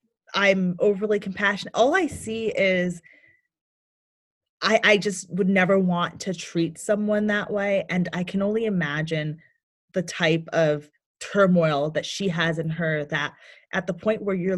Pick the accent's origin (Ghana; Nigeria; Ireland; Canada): Ghana; also born or lived in United States; Yeah, so I was born here in America, and at the age of 1, I was sent to Ghana to live with my grandparents